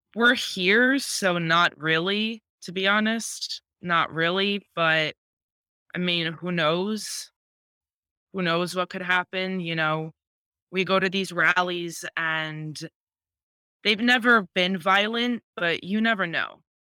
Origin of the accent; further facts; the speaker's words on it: Ukraine; moved away; I'm Ukrainian.